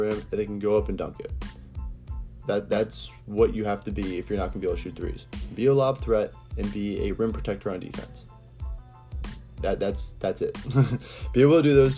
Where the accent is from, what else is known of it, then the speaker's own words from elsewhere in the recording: Ohio, United States; I'm from Ohio